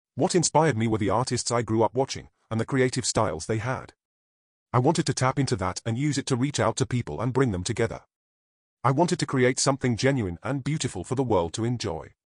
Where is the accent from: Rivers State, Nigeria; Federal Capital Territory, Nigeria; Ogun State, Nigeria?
Federal Capital Territory, Nigeria; Abuja; moved away as an adult; now in Derby, United Kingdom; I was born and raised in Abuja, the capital city of Nigeria